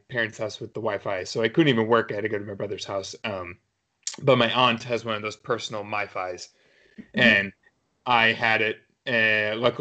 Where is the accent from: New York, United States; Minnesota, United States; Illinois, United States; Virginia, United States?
New York, United States; New York City; moved away as an adult; now in New England, United States; I grew up in New York City